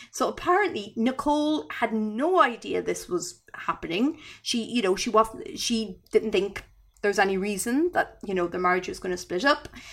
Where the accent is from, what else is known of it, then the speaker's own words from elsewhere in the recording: Ireland; I'm Irish.